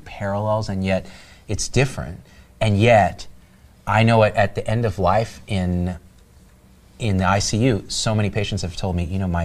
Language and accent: English; Central Valley, California, United States; I grew up in the Central Valley